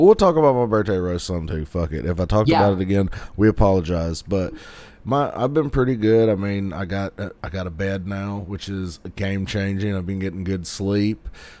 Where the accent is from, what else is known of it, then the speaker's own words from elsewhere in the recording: the South, United States; accent: redneck accent; We grew up in the South